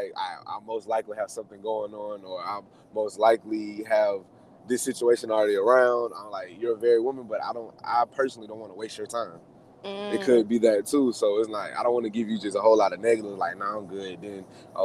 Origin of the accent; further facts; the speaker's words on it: Decatur, Georgia, United States; I'm from Decatur, Georgia